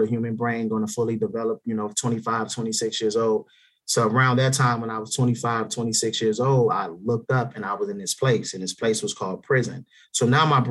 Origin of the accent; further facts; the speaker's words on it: Minneapolis, Minnesota, United States; I'm from North Minneapolis